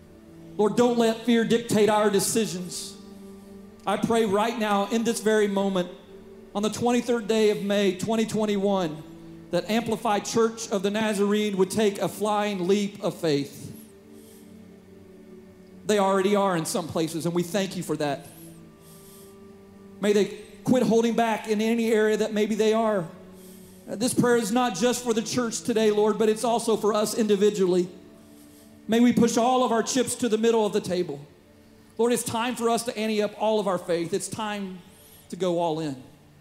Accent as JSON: {"language": "English", "town": "Turkey Creek", "country": "United States", "tie": "born or raised there", "moved": "yes", "said": "when I was a little boy growing up in Turkey Creek, when I moved back"}